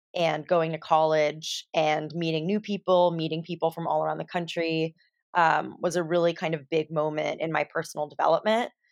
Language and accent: English; California, United States; I grew up in California